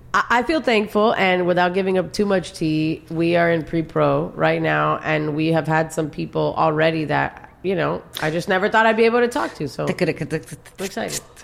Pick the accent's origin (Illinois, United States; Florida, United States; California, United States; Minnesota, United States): Florida, United States; Miami; born and raised in Miami